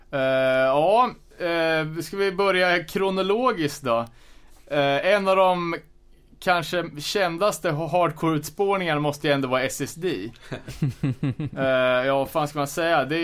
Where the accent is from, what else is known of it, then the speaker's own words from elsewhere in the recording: Örebro County, Sweden; Fast vi är ändå från Närke.